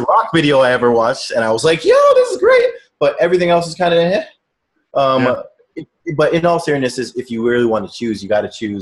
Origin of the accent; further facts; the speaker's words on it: Toronto, Ontario, Canada; Toronto, Ontario. I grew up on a street called Neptune Drive